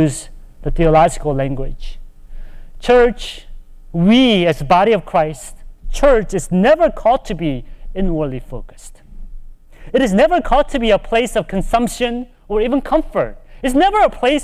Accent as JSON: {"language": "English", "country": "United States", "also_born_or_lived": "Charlotte, North Carolina", "said": "Even as Asian American"}